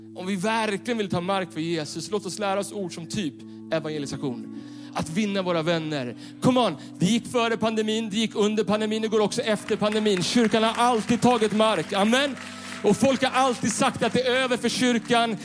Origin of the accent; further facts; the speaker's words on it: Stockholm, Stockholm County, Sweden; Jag är uppvuxen i Stockholm city bland betong och neonskyltar.